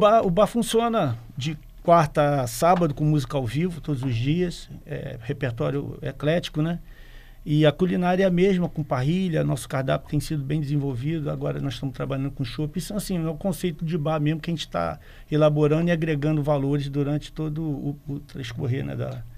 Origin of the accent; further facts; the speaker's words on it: Rio de Janeiro, Brazil; moved away as an adult; also born or lived in Espírito Santo; now in Vila Velha, Brazil; desde que eu cheguei aqui no, no, estado, que eu sou do Rio de Janeiro, tem 30 anos